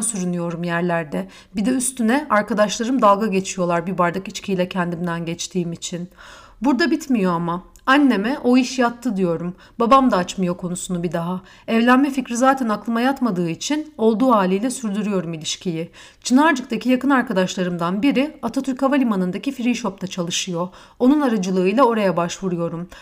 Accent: Istanbul, Turkey; ben İstanbulluyum. Bizde misafire hesap ödetilmez.

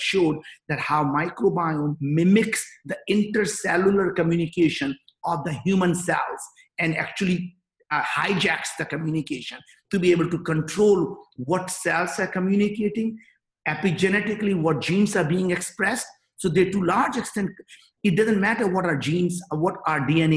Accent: northern India, India; English is a second language; moved away as an adult; now in United States; I grew up in Northern India

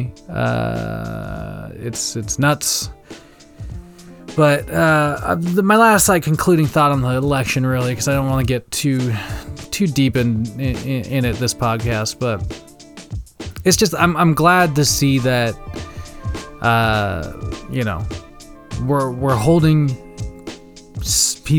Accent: Wenatchee, Washington, United States; that Ice-T movie that was also coincidentally partially filmed in my hometown. The only probably movie claim to fame that Wenatchee Valley has

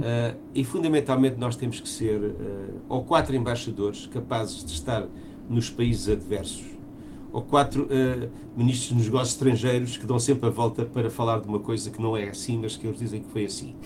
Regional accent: Portugal

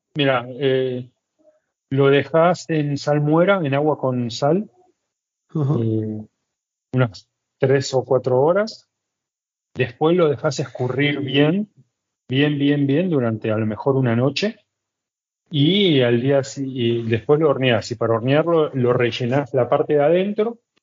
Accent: Buenos Aires, Argentina; moved away as an adult; now in Cusco, Peru; soy de Buenos Aires, soy argentino

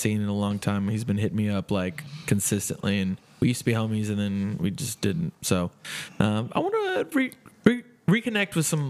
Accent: Carrollton, Texas, United States; my hometown the night before and just go see who I can see. Because I feel like there's one in, because I'm, so Carrollton

